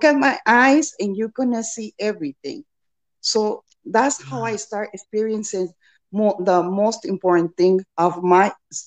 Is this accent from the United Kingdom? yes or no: no; Mexico; moved away; I was born in Mexico